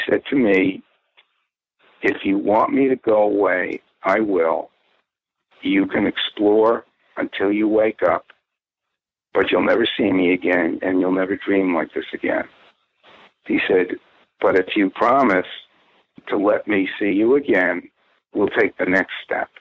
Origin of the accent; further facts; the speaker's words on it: Purchase, New York, United States; where I grew up in Purchase, New York.